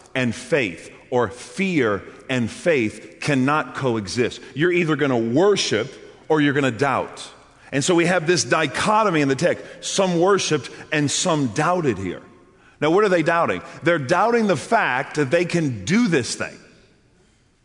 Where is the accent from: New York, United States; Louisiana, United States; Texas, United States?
Louisiana, United States; New Orleans; I'm from New Orleans